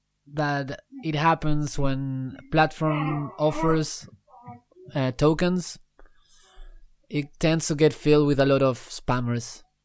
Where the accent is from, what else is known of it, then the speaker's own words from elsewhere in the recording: Argentina; now in Australia; I'm from Argentina, from South America. I've been to United States. Now I'm living in Australia